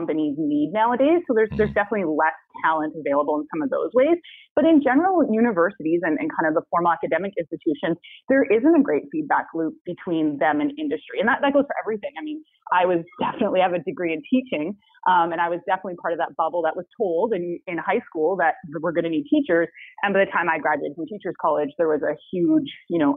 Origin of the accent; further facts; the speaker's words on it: Vancouver, British Columbia, Canada; I'm definitely someone who was born and raised in Vancouver, so I hope to never have to leave